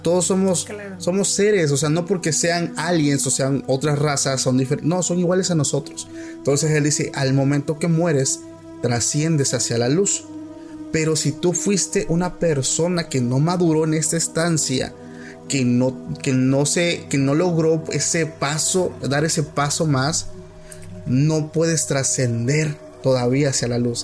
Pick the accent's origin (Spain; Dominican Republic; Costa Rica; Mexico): Mexico; Oaxaca; somos de Oaxaca